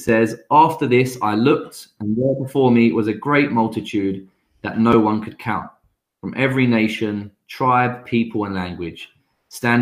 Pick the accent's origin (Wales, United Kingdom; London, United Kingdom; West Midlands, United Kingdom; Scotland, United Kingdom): London, United Kingdom; I grew up in London around loads of different nationalities, different people